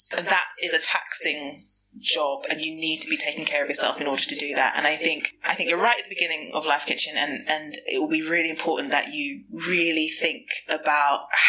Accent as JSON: {"language": "English", "region": "London", "country": "United Kingdom", "tie": "born or raised there", "said": "I'm a Londoner. I was born and raised in the bubble."}